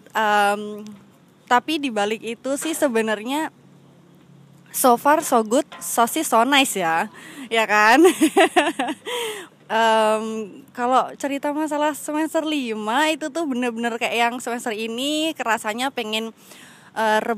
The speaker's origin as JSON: {"language": "Indonesian", "region": "Lampung", "country": "Indonesia", "lives_now": "Yogyakarta, Indonesia", "said": "Saya berasal dari Lampung."}